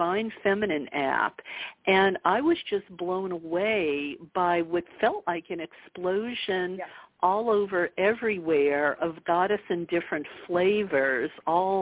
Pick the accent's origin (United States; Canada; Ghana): United States; Bible Belt of the southern United States; I grew up in the Bible Belt of the southern United States